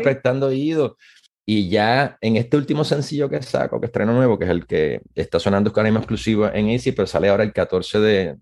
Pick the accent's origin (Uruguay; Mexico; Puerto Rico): Puerto Rico; moved away as an adult; now in Maryland, United States; Como muchos puertorriqueños